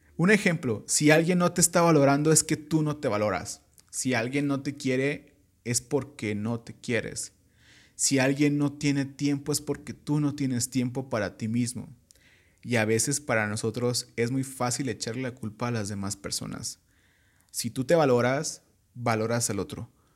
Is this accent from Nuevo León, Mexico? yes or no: no; Michoacán, Mexico; sí soy michoacano